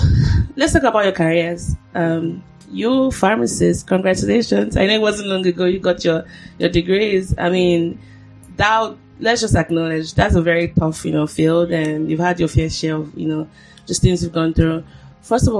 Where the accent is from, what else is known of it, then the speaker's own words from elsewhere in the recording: Nigeria; now in United States; as a Nigerian